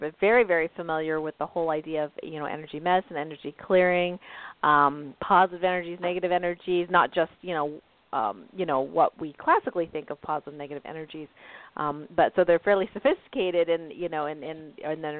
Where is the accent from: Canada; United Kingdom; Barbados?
Canada; now in United States; I'm from Canada originally, and now I live in the States.